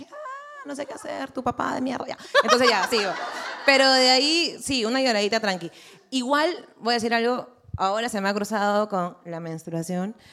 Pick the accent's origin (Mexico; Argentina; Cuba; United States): United States; Spanish is a second language; no, yo soy gringo